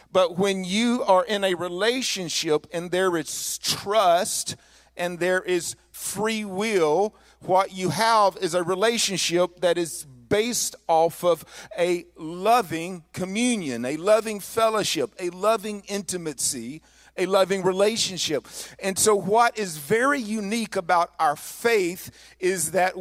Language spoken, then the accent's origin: English; northern Mississippi, United States; As a kid growing up in the South, I lived in northern Mississippi